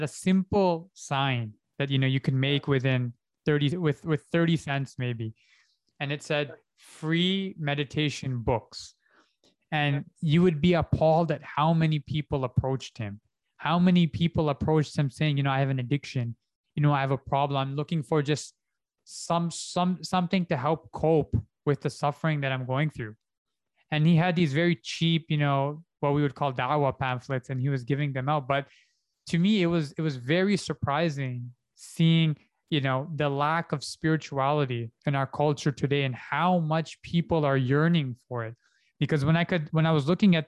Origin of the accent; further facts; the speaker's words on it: Canada; moved away; because I did my first one in Canada, because I'm Canadian